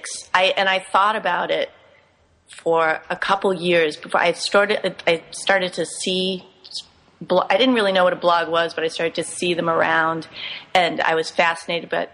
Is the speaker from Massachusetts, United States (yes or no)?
yes; Cherry Valley, Massachusetts, United States; now in New York City, United States; I grew up in Massachusetts in a really tiny town, Cherry Valley, and my family still lives thereabouts